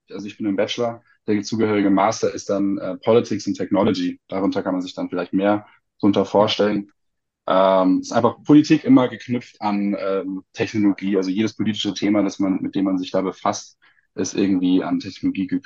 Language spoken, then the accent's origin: German; Munich, Bavaria, Germany; ähm, ich komme aus München, studiere auch in München